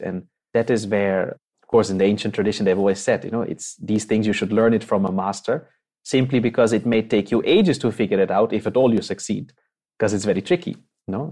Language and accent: English; Netherlands; moved away; I'm from the Netherlands. I was born and brought up there, uh, made in Holland.